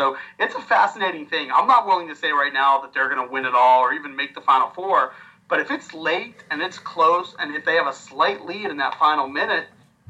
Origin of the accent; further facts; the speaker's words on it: Pittsburgh, Pennsylvania, United States; I grew up a kid in Pittsburgh.